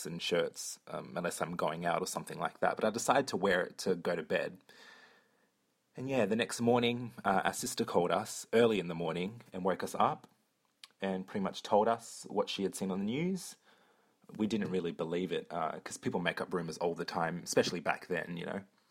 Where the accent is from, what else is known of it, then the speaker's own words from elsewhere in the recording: Perth, Western Australia, Australia; I'm from Perth, Australia